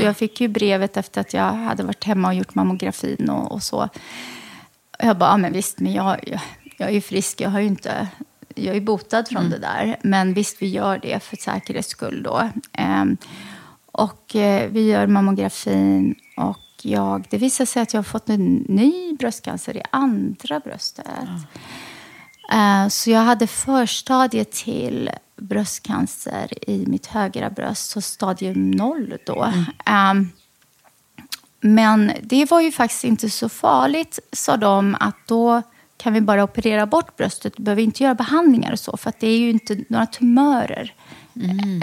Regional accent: Lidköping, Västra Götaland, Sweden; moved away; also born or lived in Lebanon / Västerås; jag växte upp i Lidköping i Västra Götaland

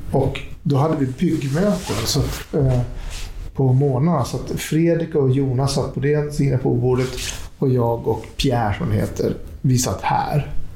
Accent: Skellefteå, Västerbotten County, Sweden; moved away as an adult; also born or lived in Jakobstad, Finland; now in Stockholm, Sweden; det är min uppväxtstad. Mm. Därför tycker jag också att det är min hemstad

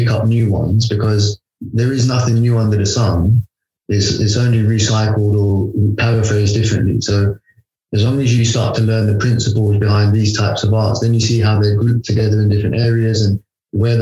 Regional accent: London, United Kingdom; I was born in London.

